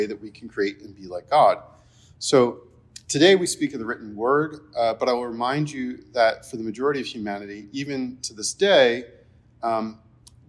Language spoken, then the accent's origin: English; New Jersey, United States; I'm from New Jersey